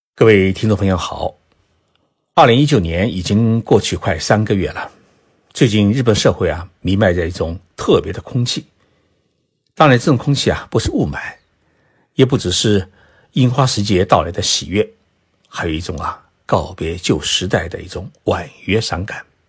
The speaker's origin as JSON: {"language": "Chinese", "country": "China", "said": "我们中国人呢，喜欢是替天行道，人人都会惦记着皇位"}